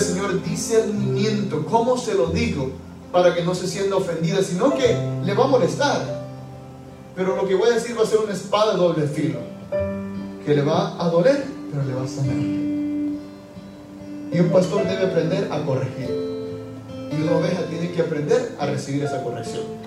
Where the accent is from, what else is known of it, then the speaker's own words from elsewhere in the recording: El Salvador; moved away as an adult; also born or lived in Utuado, Puerto Rico; now in Puerto Rico; Hay un santo de mi país, yo soy salvadoreño